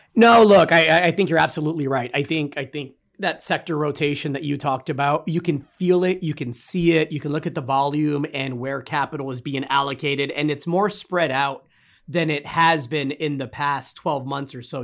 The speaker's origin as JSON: {"language": "English", "region": "Texas", "country": "United States", "tie": "born or raised there", "said": "my home state here in Texas"}